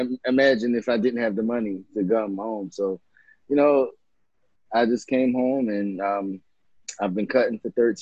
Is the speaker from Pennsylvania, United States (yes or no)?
yes; Philadelphia, Pennsylvania, United States; I grew up in West Philadelphia, in Winfield, spent time in Uptown and West Oak Lane and Mount Airy